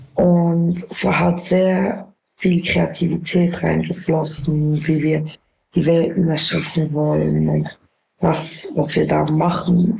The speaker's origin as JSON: {"language": "German", "region": "Bern", "country": "Switzerland", "accent": "Bernese Swiss German", "said": "weil ich aus Bern bin."}